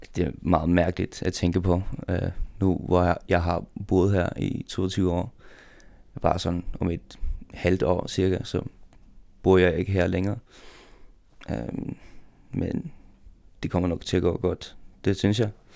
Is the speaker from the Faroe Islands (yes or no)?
yes; Faroe Islands; jeg kan godt lide at være færing.